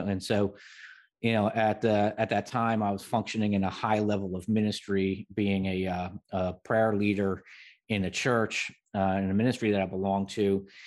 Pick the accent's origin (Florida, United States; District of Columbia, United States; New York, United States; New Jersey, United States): New Jersey, United States; I grew up in New Jersey